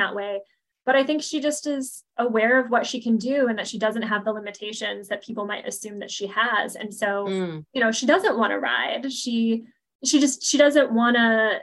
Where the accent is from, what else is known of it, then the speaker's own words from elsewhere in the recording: Chicago suburbs, Illinois, United States; also born or lived in Washington, District of Columbia, United States / Boston; I'm from the Chicago suburbs